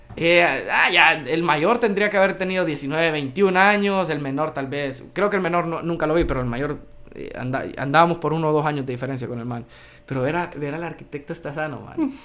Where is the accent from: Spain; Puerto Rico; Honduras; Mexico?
Honduras; yo soy hondureño